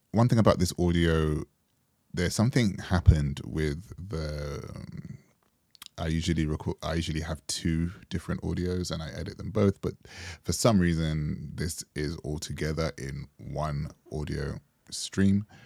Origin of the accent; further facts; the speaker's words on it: Jamaica; And we bonded over being Jamaican.